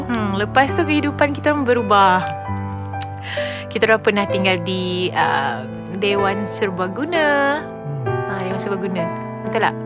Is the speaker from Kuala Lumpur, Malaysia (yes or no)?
no; Kota Kinabalu, Sabah, Malaysia; saya berasal daripada Sabah